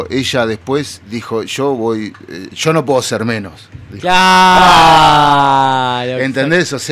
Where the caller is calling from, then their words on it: Claypole, Buenos Aires Province, Argentina; de Claypole.